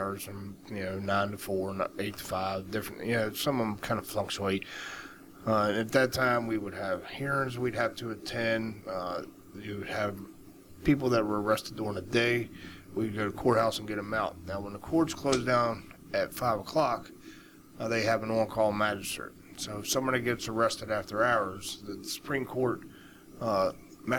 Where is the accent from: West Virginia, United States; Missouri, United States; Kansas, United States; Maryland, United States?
West Virginia, United States; I am a West Virginia native.